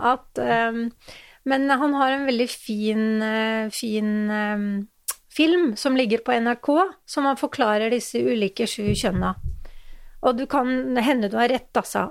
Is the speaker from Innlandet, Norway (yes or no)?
yes; Hamar, Innlandet, Norway; moved away; Og jeg er jo fra Hamar, egentlig.